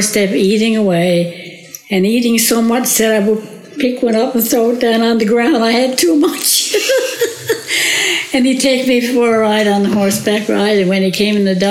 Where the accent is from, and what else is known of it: Corner Brook, Newfoundland and Labrador, Canada; born or raised there; also born or lived in Rocky Harbour / Lomond